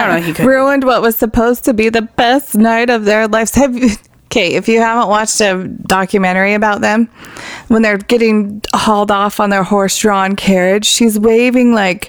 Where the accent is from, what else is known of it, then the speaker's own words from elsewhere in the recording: Canada; I'm Canadian.